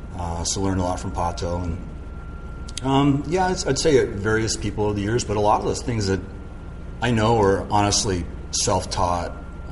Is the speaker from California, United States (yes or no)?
yes; Malibu, California, United States; born or raised there; also born or lived in San Mateo